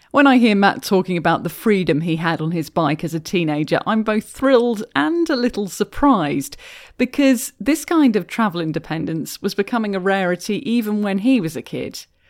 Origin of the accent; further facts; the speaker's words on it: United Kingdom; moved away as an adult; now in Canada; As a Brit who's been doing a lot more cycling in Canada than I did in my home country